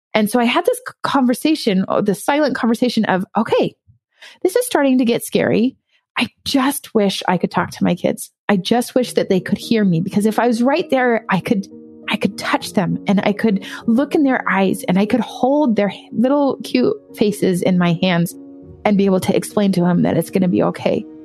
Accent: California, United States; moved away as an adult; also born or lived in Hawaii; now in East Coast, United States; I was born in Hawaii and then I was actually raised in California

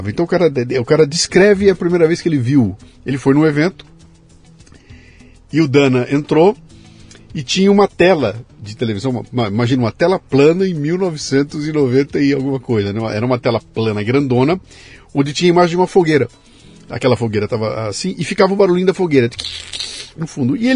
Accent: São Paulo, Brazil; moved away as an adult; now in Brasília, Brazil; Eu nasci aqui em São Paulo mesmo.

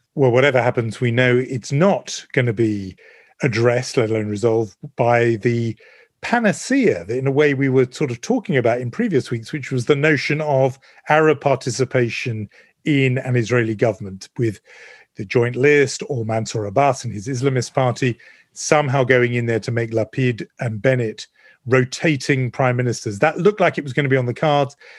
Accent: United Kingdom; also born or lived in London; me being very British

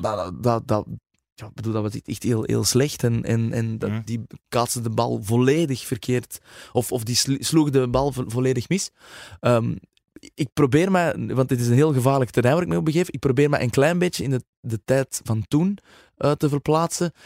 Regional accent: Flanders, Belgium; wij als Vlamingen

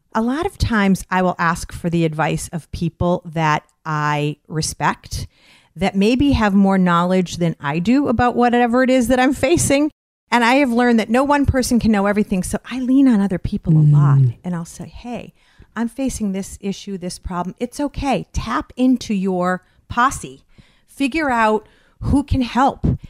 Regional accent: Westfield, Massachusetts, United States; I'm from Westfield, Massachusetts, Western Massachusetts

